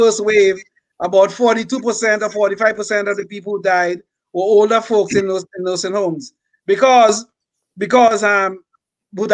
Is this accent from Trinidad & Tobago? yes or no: yes; Trinidad & Tobago; accent: island accent; moved away; From the South, yes. I'm from the South, yes. I'm from the South. I was literally born in the South and raised in the South